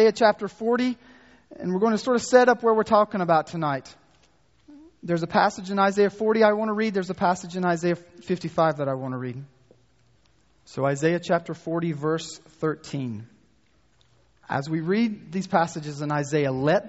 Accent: North Carolina, United States; accent: North Carolina; my North Carolina accent

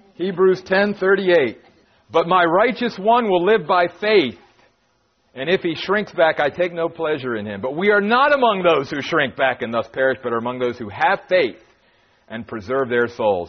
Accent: Maryland, United States; moved away as an adult; also born or lived in New York; 10 years pastoring in my home state of Maryland

